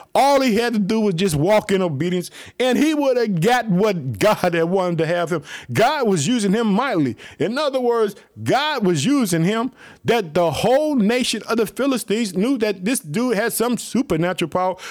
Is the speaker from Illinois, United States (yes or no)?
yes; Illinois, United States; also born or lived in Chicago; Illinois, which is my hometown. I live in the city of Chicago.